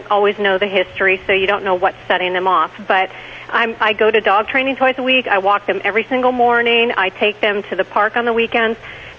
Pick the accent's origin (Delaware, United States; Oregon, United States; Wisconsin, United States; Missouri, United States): Wisconsin, United States; now in Florida, United States; I'm in Florida now, but I'm from Wisconsin originally, which is what my accent is. But I'm in Florida here in the blistering heat.